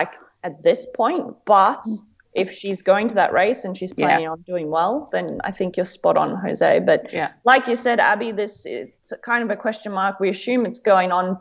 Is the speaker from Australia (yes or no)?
yes; Australia; now in Belgium; as an Australian citizen